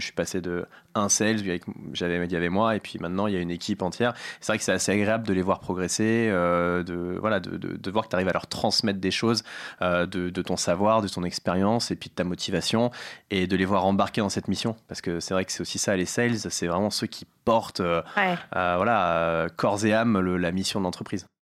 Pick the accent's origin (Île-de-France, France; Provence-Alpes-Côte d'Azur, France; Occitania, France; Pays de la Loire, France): Île-de-France, France; Paris; also born or lived in United States; J'ai grandi à Paris dans le 13e, dans le quartier chinois